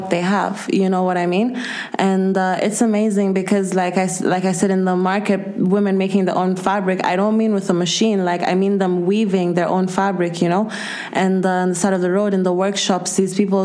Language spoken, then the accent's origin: English; Kenya; moved away as an adult; now in Spain; I'm from Kenya, born and raised, and I just moved here 4 years ago to study. So basically, I spent my whole life in Kenya.